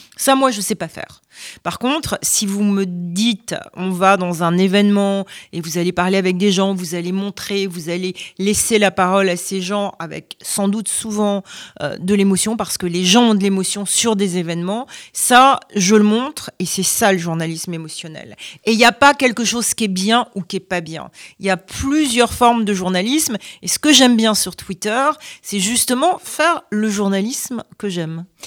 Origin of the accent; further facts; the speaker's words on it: France; moved away as an adult; now in United States; je suis euh, française aux États-Unis. Pour les Américains, je suis française.